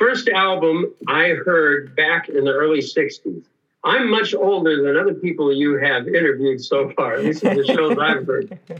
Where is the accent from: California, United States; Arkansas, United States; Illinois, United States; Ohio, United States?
Ohio, United States; Painesville; moved away as an adult; also born or lived in Nebraska; I'm from northeastern Ohio, the city of Painesville, 30 miles east of Cleveland.